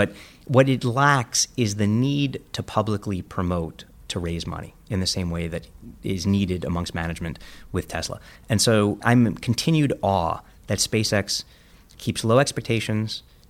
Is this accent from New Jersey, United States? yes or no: no; New York, United States; And I grew up in Coney Island. There were carny barkers and hustlers and con men.